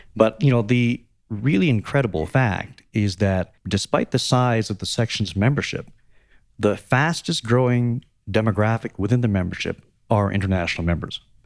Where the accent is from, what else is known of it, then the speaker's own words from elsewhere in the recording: Canada; as a Canadian member